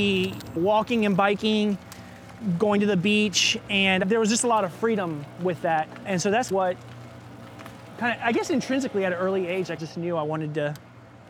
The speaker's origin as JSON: {"language": "English", "region": "North Carolina", "country": "United States", "tie": "born or raised there", "moved": "as an adult", "lives_now": "Portland, United States", "said": "I grew up in North Carolina"}